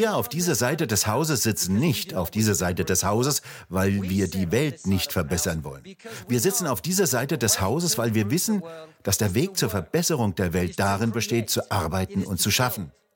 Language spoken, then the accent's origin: German; Russia; now in United Kingdom; Ich komme aus Russland